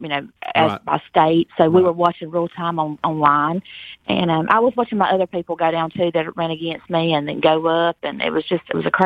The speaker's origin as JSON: {"language": "English", "town": "Baxley", "region": "Georgia", "country": "United States", "said": "I'm from Baxley, Georgia"}